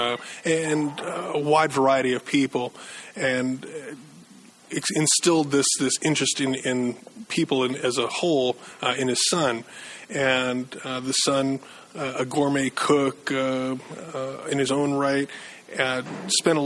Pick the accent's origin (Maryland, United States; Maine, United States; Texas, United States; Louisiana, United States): Maine, United States; moved away as an adult; also born or lived in Eugene, Oregon; I was born and raised in Maine